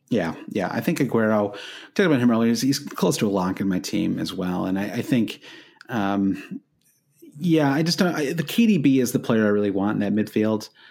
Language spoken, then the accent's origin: English; United States